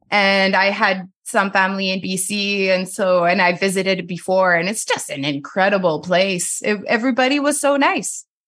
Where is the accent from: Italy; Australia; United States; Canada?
Canada; Montreal, Quebec; first language French; English is a second language; moved away as an adult; also born or lived in Winnipeg, Canada; now in Nelson, Canada; I'm from Montreal, or outside of Montreal